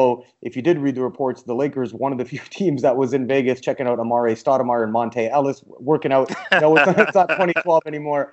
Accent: Canada; we're both Canadian

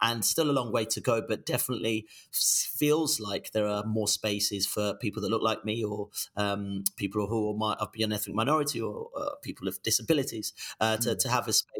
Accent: Birmingham, West Midlands, United Kingdom; first language Yoruba; moved away as an adult; also born or lived in Nigeria / Nancy, France; now in London, United Kingdom; I grew up in a really poor part of Birmingham

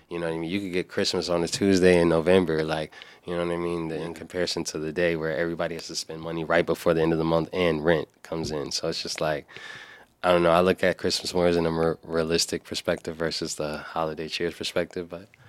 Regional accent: New York, United States; As a New Yorker

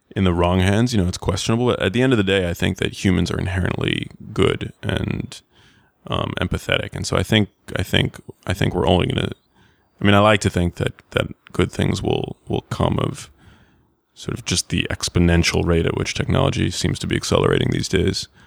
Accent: New York, United States; I grew up in New York, and when I went to high school

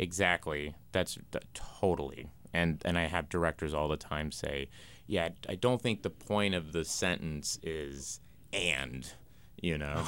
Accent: Tulsa, Oklahoma, United States; I grew up in Tulsa, Oklahoma

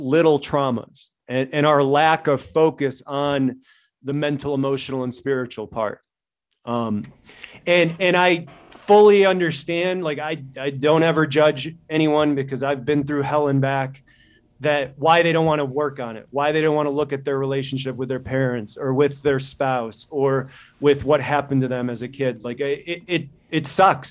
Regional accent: Midwest, United States; moved away as an adult; also born or lived in Chicago; now in Montana, United States; I'm from the Midwest

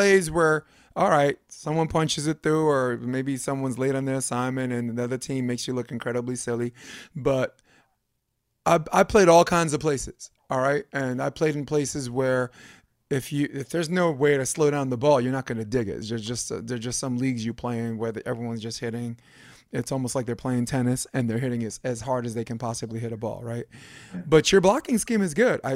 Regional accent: New York City, New York, United States; I'm a fucking schmuck from Brooklyn

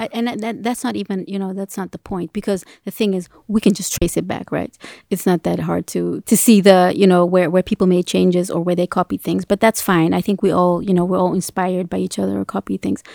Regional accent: Ethiopia; I'm from Africa. I'm from Ethiopia

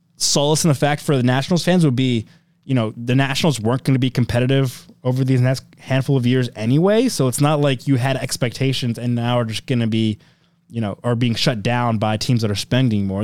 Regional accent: Wheaton, Maryland, United States; I grew up around Wheaton Mall in Montgomery County

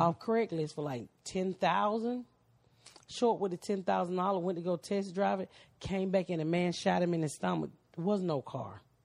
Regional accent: Atlanta, Georgia, United States; I'm from Atlanta

